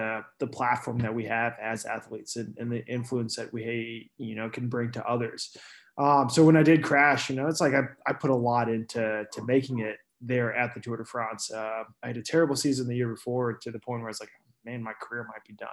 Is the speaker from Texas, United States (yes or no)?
yes; Houston, Texas, United States; also born or lived in Girona, Spain; now in Austin, United States; I am from Houston. So I grew up there, and about 10 years ago after high school, I moved to Austin